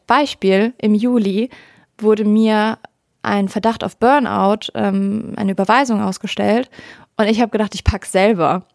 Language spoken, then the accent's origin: German; Rhineland, Germany; Ich bin eine Rheinländerin durch und durch